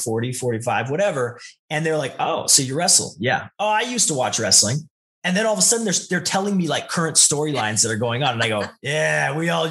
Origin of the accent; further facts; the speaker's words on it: Naramata, British Columbia, Canada; also born or lived in Calgary; we actually lived on the outskirts of Penticton in a tiny, tiny little town called Naramata